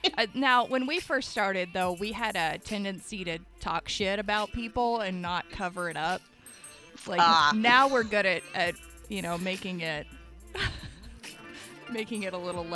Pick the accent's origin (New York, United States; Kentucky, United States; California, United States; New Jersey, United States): Kentucky, United States; Lexington; born or raised there; moved away